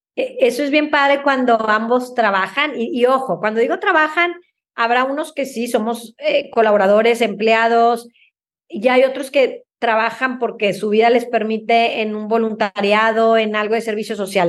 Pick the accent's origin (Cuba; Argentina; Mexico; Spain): Mexico; como mexicanos